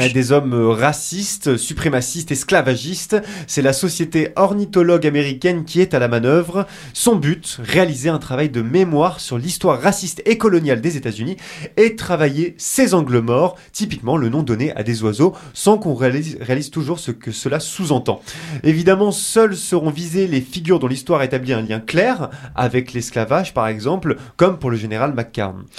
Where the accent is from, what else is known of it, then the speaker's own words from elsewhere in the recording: France; chez nous en France